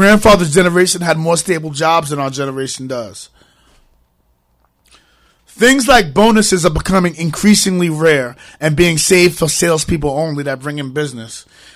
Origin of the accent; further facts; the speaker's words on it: New York, United States; now in Hartford, United States; I'm from Harlem